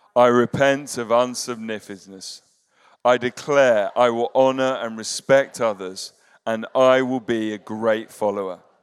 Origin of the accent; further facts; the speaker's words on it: United Kingdom; as British people